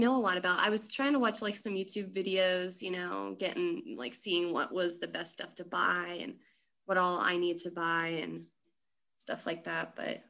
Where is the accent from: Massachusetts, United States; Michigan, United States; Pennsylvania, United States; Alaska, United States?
Pennsylvania, United States; Schuylkill County; also born or lived in Wilkes-Barre area, Pennsylvania; I'm in like NEPA area, Pennsylvania, Northeast Pennsylvania, Wilkes-Barre area. I'm from Schuylkill County originally, but you know, it's nice here. It's just like the sticks, you know, there's not much going on, but I like it. It's nice, the solitude, and it's quiet.